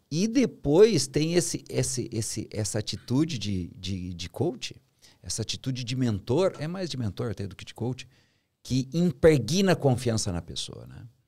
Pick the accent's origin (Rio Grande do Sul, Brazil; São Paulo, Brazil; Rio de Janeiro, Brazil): Rio Grande do Sul, Brazil; São Borja; nasci, fui criado em São Borja